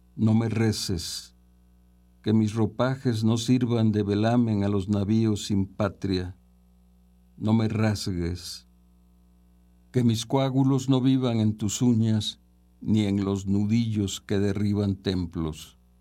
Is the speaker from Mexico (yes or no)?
yes; San Andrés Tuxtla, Veracruz, Mexico; nací en San Andrés Tuxtla, en el estado de Veracruz, en 1946